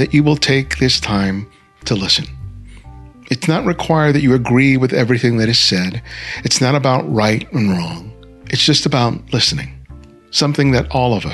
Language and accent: English; Los Angeles, California, United States; I grew up near Florence and Normandy, probably about 2 miles